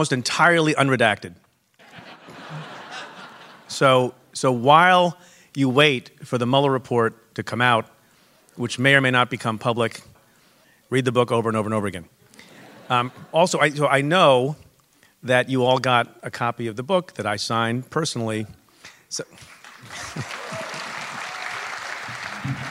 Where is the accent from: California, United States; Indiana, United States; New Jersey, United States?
New Jersey, United States; also born or lived in Punjab, India; I grew up in Jersey, and I became the chief federal law enforcement officer in Manhattan